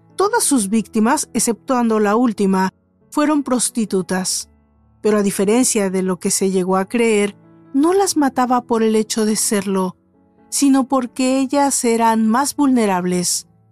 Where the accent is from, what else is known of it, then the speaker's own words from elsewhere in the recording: Mexico; En México, mi país de origen